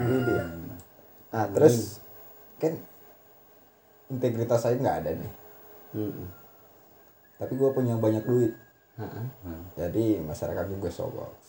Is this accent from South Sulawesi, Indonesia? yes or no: yes; Bone, South Sulawesi, Indonesia; kita sebagai orang Bone itu uh, masa dinilai dari seratus ribu